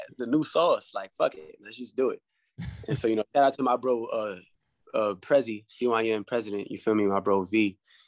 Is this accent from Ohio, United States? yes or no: no; Mount Vernon, New York, United States; being from Westchester, I'm from Mount Vernon